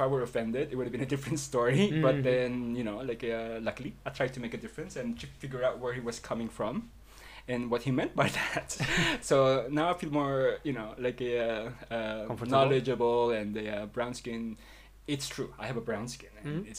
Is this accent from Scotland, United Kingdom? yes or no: no; London, United Kingdom; moved away as an adult; also born or lived in Philippines; now in Sitges, Spain; having grew up in London